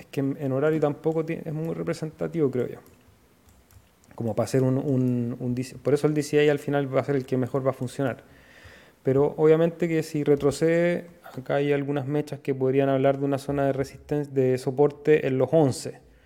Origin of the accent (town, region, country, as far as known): Chile